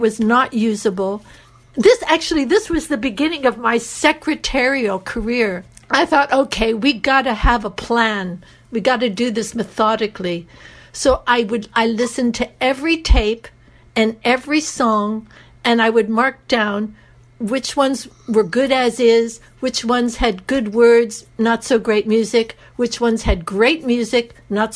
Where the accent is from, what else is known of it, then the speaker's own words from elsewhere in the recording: United States; accent: American; moved away; also born or lived in Greece / Japan; my American accent